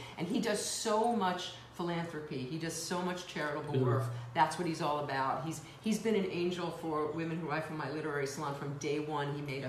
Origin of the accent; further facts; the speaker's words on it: New York City, New York, United States; I grew up in the Bronx, so it was apartment buildings.